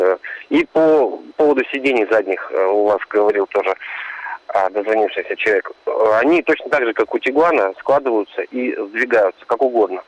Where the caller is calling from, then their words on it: Chelyabinsk, Chelyabinsk Oblast, Russia; я звоню из Челябинска